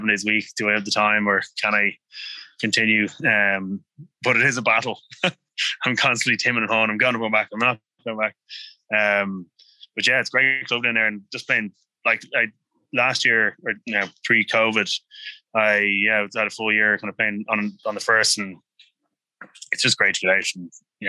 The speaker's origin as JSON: {"language": "English", "town": "Dublin", "region": "Leinster", "country": "Ireland", "tie": "born or raised there", "said": "I grew up on the Strand"}